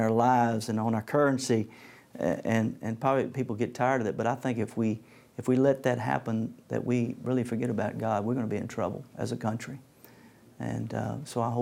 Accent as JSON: {"language": "English", "country": "United States", "tie": "born or raised there", "said": "I've had a great life growing up in the United States of America"}